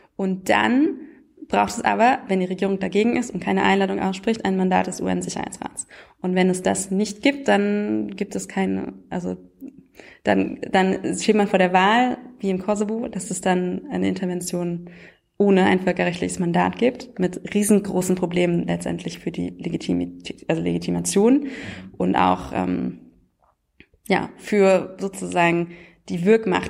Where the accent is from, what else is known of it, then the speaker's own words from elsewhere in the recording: Germany; das kennen wir ja als Deutsche